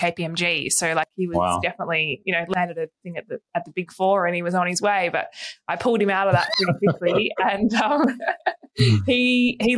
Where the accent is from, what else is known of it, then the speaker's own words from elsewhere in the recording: Hobart, Tasmania, Australia; now in Melbourne, Australia; we grew up in Tassie. We're from Tassie.